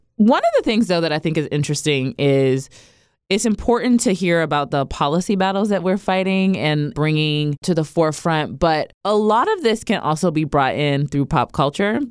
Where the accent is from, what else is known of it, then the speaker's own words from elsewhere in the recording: Ohio, United States; I grew up in Ohio